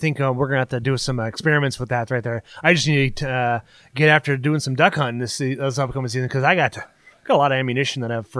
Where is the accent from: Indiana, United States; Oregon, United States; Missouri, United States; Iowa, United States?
Iowa, United States; I'm a diehard cookie guy coming from Iowa.